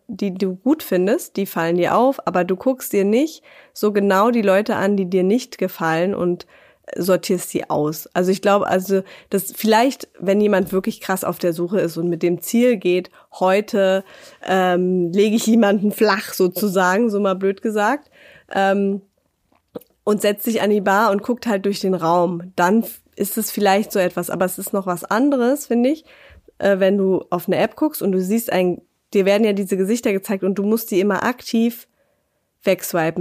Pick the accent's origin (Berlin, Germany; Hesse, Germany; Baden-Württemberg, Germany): Berlin, Germany; moved away; in meine Heimat nach Berlin